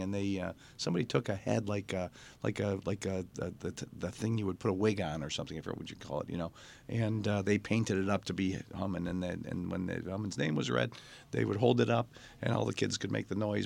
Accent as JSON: {"language": "English", "town": "Mount Clemens", "region": "Michigan", "country": "United States", "tie": "born or raised there", "said": "I grew up in Mount Clemens, and when I was a kid, Mount Clemens was, I'd call it a bustling, um, Jewish town"}